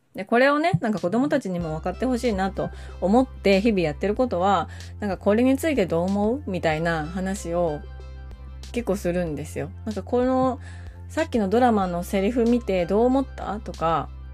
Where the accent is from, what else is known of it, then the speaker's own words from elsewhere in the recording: rural northern Kyoto Prefecture, Japan; moved away; also born or lived in Suita, Osaka; 私は京都のもっと田舎出身なんですよ。日本海側のすごく田舎。